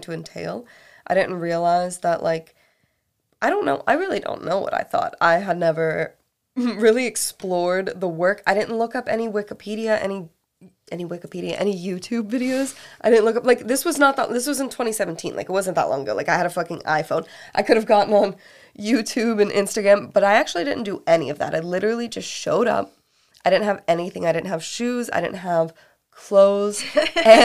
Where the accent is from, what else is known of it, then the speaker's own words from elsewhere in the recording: an hour east of Pittsburgh, Western Pennsylvania, United States; I'm from Western Pennsylvania. I'm from like an hour east of Pittsburgh